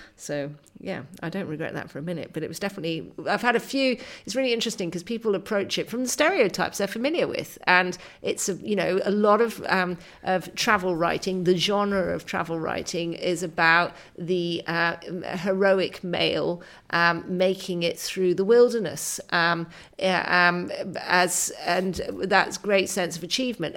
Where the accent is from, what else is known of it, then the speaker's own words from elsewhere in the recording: England, United Kingdom; I'm a English writer.